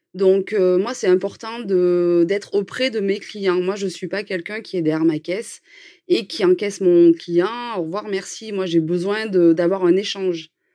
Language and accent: French; Cantal, Auvergne-Rhône-Alpes, France; now in Puy-de-Dôme, France; on est originaire du Cantal